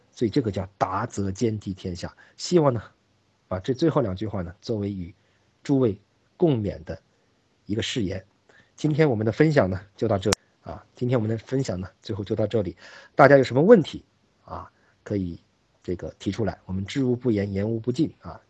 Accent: China; 我们中国人

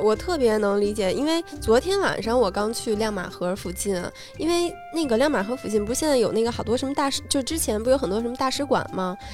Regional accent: Beijing, China; 小时候在胡同住

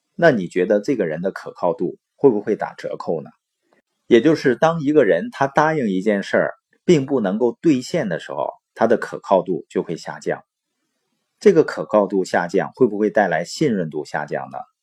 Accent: Baoqing, Heilongjiang, China; moved away; also born or lived in Boli County, Heilongjiang; 我是黑龙江的，从小呢出生在宝清县，父母是那边的支边青年，所以呢在农场出生，然后长大。到十四岁呢回到了伯利县

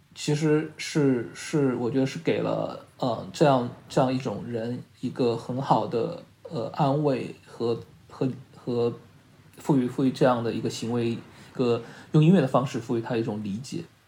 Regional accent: Shanghai, China; 因为我是上海人嘛

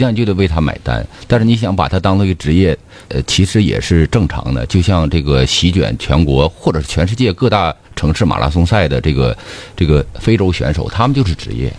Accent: China; 我们中国人

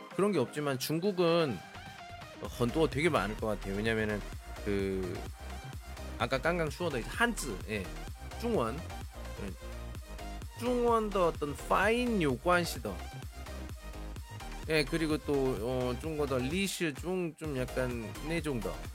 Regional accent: South Korea; moved away as an adult; now in China; 저는 한국 사람이니까

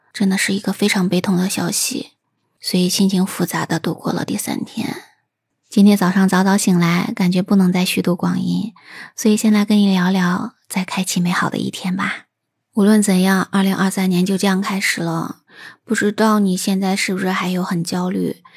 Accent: China; 对我们中国人来讲呢，我们传统了过了这么几百上千年的时间，都是在燃放烟花爆竹的过程中来度过这个新年的

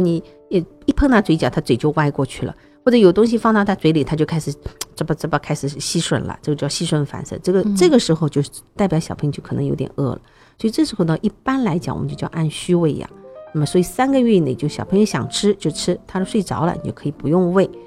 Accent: China; 因为我们中国人吃的东西实在太多

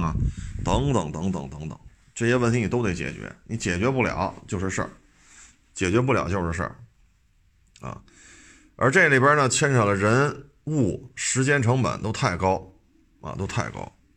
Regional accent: China; 咱们作为中国人

